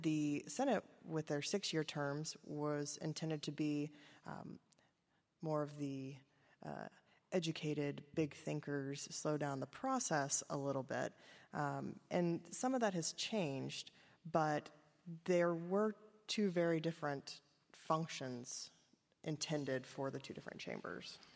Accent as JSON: {"language": "English", "region": "Kentucky", "country": "United States", "said": "I am from Kentucky"}